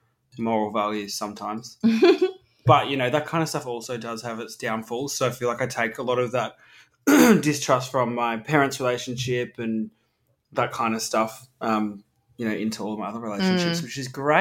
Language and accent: English; Melbourne, Victoria, Australia; Grew up in, Surrey Hills